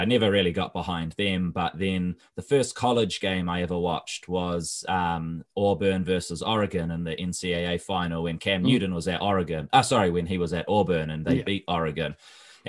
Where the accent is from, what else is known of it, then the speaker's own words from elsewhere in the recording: New Zealand; I'm from New Zealand